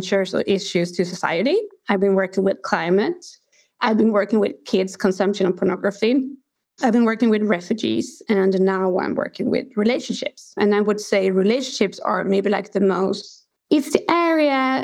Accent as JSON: {"language": "English", "country": "Sweden", "tie": "born or raised there", "also_born_or_lived": "Kentucky, United States / South Africa", "said": "I grew up in, I'm from Sweden."}